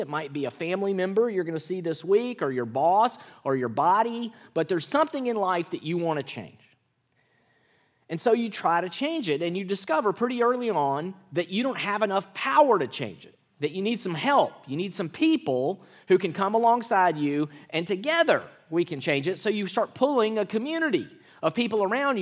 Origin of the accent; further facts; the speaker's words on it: Mississippi, United States; moved away; I grew up in Mississippi